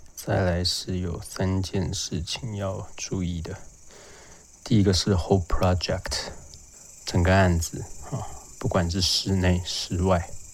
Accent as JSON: {"language": "Chinese", "town": "Lukang", "region": "Changhua County", "country": "Taiwan", "tie": "born or raised there", "said": "因为我老家在鹿港"}